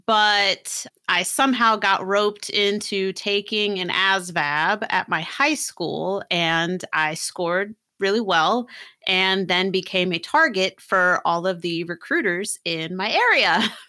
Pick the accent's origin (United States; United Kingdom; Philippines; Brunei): United States; California; moved away; also born or lived in Pennsylvania; I was graduating high school from Pennsylvania, but I'm actually from California.